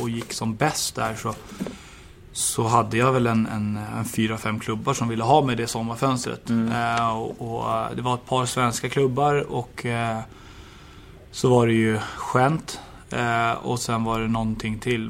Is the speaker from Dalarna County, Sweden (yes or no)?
no; Stockholm, Stockholm County, Sweden; moved away; also born or lived in Åtvidaberg; hem till Stockholm och, och Djurgården och min, min hemstad